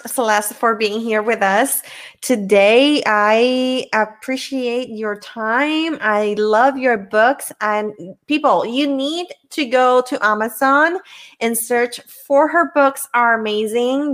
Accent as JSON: {"language": "English", "country": "Puerto Rico", "said": "I'm from Puerto Rico"}